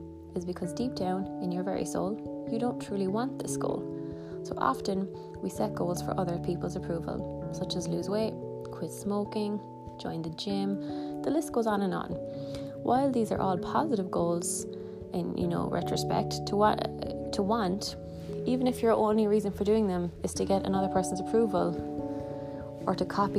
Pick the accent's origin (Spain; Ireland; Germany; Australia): Ireland; I am from Ireland